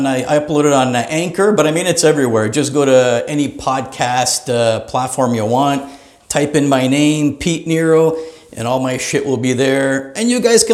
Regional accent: Greater Toronto Area, Ontario, Canada; I'm from the Greater Toronto Area, Canada

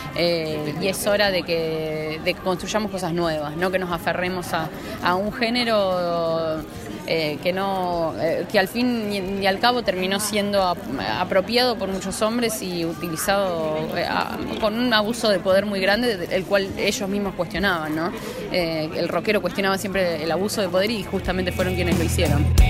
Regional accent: Sunchales, Santa Fe, Argentina; now in Buenos Aires, Argentina; yo hace ya como 12 años que me fui de, Sunchales, de Santa Fe también. Me fui directamente a Capital.

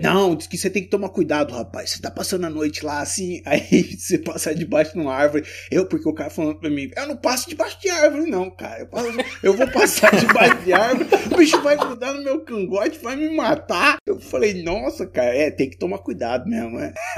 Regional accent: Brazil; A gente é brasileirão

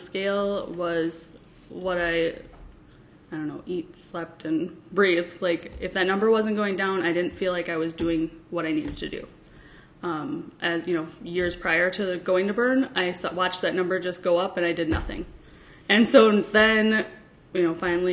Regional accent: Sparta, Wisconsin, United States; I am from Sparta, Wisconsin.

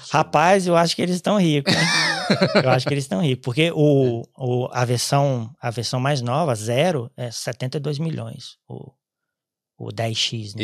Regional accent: Espírito Santo, Brazil; moved away as an adult; also born or lived in Ireland; now in Cork, Ireland; sou do Espírito Santo

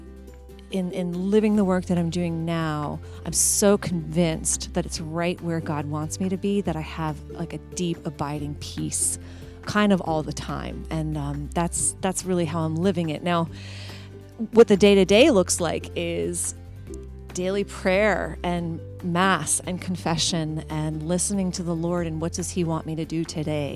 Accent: Somerville, New Jersey, United States; also born or lived in Indiana; now in Philadelphia, United States; I was born and raised in Somerville, New Jersey, in a practicing Catholic family

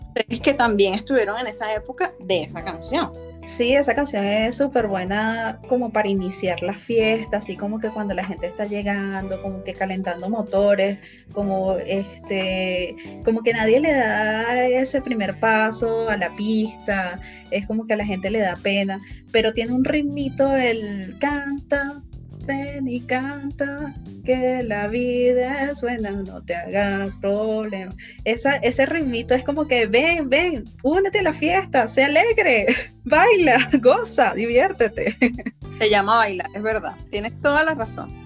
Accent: Venezuela; now in Chile; nosotros como venezolanos

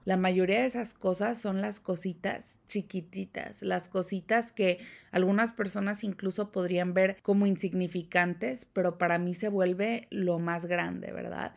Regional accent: Mexico; moved away; yo doy por sentado el hecho de que vengo de un país, de México

